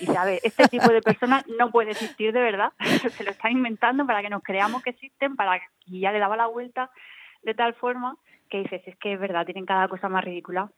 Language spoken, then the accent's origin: Spanish; Region of Murcia, Spain; nosotros que somos de Murcia